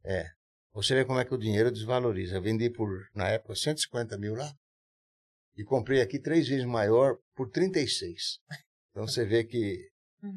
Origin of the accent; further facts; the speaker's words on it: São Paulo, Brazil; eu praticamente eu nasci em São Paulo, ali perto